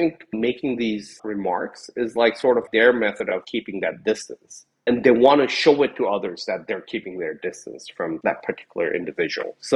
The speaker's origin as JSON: {"language": "English", "country": "Japan", "tie": "born or raised there", "also_born_or_lived": "Nepal", "moved": "yes", "said": "while I was growing up in Japan"}